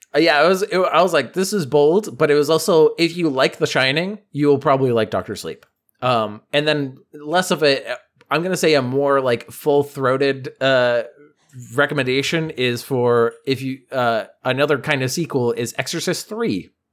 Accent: Boston, Massachusetts, United States; we're from Boston

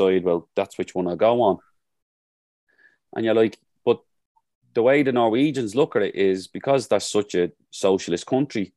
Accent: Dublin, Leinster, Ireland; Like I grew up in Jobstown. I grew up in Jobstown before they built the square.

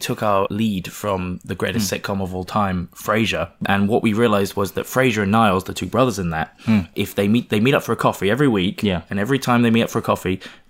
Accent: England, United Kingdom; now in London, United Kingdom; I'm so English.

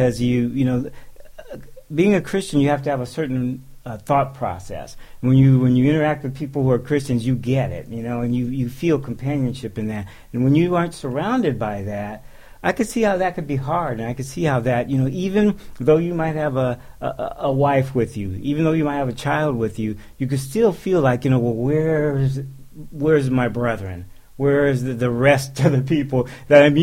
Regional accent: San Francisco, California, United States; I was born in San Francisco, and, you know, lived much of my life in San Francisco, so I know San Francisco.

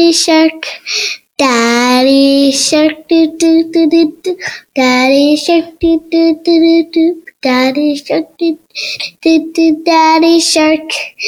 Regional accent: Maryland, United States

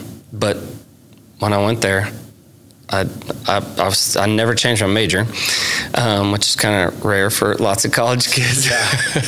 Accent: Sulphur, Oklahoma, United States; also born or lived in Texas; So I grew up in Sulphur, where we currently live, and graduated from high school there in 2004.

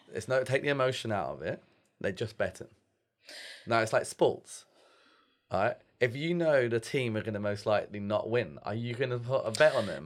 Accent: London, United Kingdom; I'm from London

